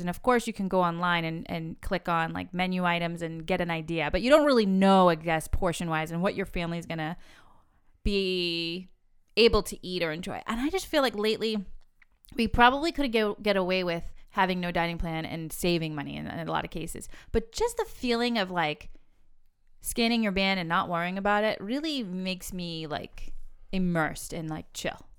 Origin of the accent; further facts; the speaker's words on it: New England, United States; we are from New England